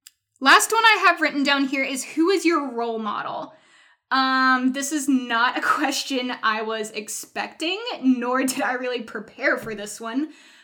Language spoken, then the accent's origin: English; Atlanta, Georgia, United States; also born or lived in North Carolina / Philadelphia; now in Chattanooga, United States; So if you don't know, I'm originally from North Carolina, hence all the love for barbecue. I grew up in Atlanta. I've moved back and forth between Atlanta and Philadelphia 3 times.